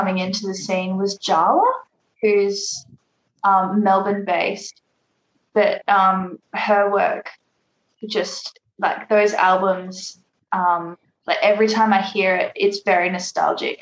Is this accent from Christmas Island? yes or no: yes; Christmas Island; now in Perth, Australia; I grew up on Christmas Island, so we didn't have like music shops there or anything